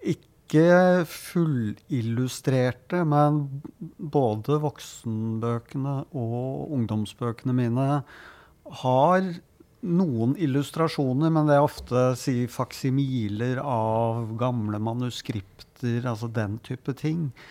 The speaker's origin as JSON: {"language": "Norwegian", "region": "Oslo", "country": "Norway", "tie": "born or raised there", "said": "Jeg hadde en eh, god barndom og ungdomstid på Grorud"}